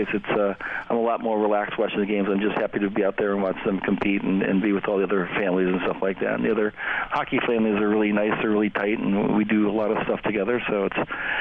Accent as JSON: {"language": "English", "town": "Chicago", "region": "Illinois", "country": "United States", "moved": "yes", "lives_now": "Orange County, California, United States", "said": "I'm from Chicago"}